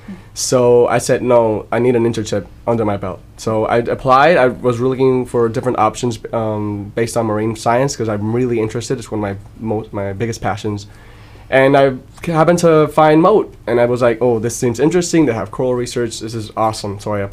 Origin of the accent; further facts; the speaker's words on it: Puerto Rico; I come from Puerto Rico, and I study at the University of Puerto Rico and Mayagüez.